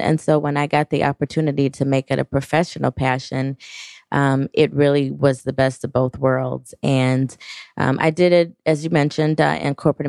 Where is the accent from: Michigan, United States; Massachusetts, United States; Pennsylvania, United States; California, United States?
Michigan, United States; Detroit; born and raised in the Detroit area